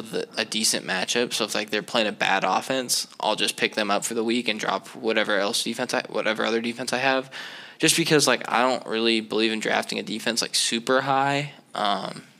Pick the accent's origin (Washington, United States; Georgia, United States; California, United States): Washington, United States; Seattle; I'm from Seattle